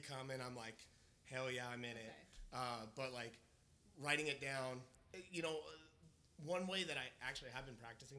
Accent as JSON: {"language": "English", "town": "Visalia", "region": "California", "country": "United States", "tie": "born or raised there", "moved": "yes", "lives_now": "Kansas City, United States", "said": "we're here in Kansas City, Missouri, but I'm from California, born and raised"}